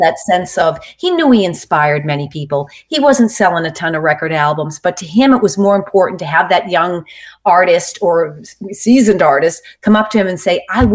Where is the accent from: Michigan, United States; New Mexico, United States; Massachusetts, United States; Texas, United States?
Massachusetts, United States; Boston; I come from Boston where my family's like really into sports